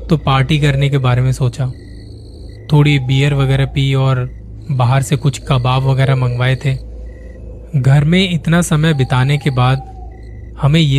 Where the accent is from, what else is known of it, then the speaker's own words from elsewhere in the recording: Ghaziabad, Uttar Pradesh, India; मैं गाजियाबाद का रहने वाला हूँ अभी साल भर पहले पापा की रिटायरमेंट के बाद हमें अपना घर शिफ्ट करना पड़ा